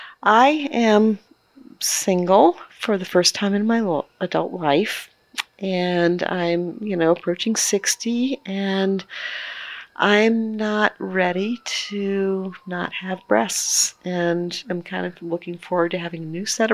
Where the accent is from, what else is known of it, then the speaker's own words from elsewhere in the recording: Maryland, United States; I'm from Maryland. I love Maryland.